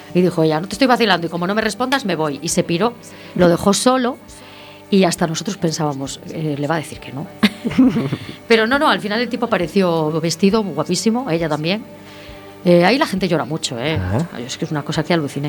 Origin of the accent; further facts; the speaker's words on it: Santiago de Compostela, Galicia, Spain; also born or lived in Ferrol; soy de San Pedro, del barrio de San Pedro